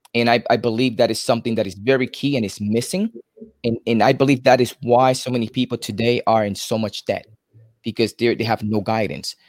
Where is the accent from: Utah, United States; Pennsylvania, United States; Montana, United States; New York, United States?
New York, United States; New York City; moved away as an adult; now in Florida, United States; I'm originally from New York City